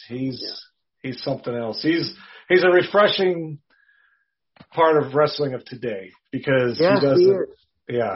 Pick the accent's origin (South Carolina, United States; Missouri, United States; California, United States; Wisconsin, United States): Wisconsin, United States; I grew up in Wisconsin